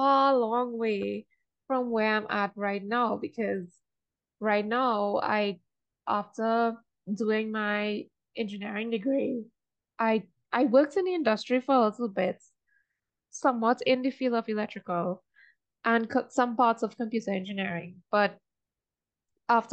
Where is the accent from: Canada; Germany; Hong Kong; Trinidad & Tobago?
Trinidad & Tobago; I'm from Trinidad.